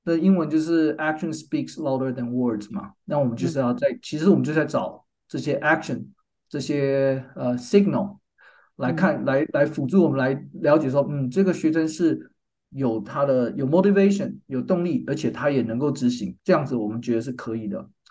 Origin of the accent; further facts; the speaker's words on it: Taiwan; moved away as an adult; also born or lived in North Carolina, United States; now in San Diego, United States; 我的背景是我在台湾出生长大 我在台湾念到大学毕业，我是交大，交通大学工业工程系毕业的